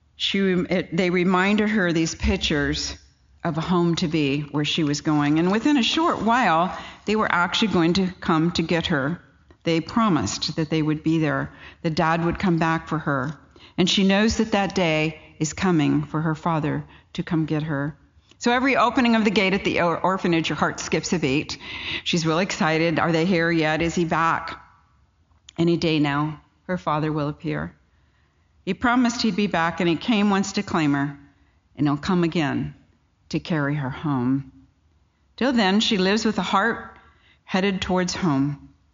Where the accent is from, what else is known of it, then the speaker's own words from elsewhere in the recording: California, United States; I come from California